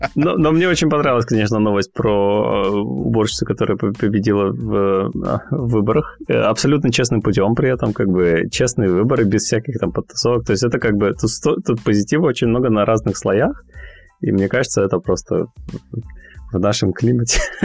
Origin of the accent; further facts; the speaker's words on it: Cherepovets, Vologda Oblast, Russia; moved away as an adult; also born or lived in Finland; now in London, United Kingdom; я из Вологодской области, город Череповец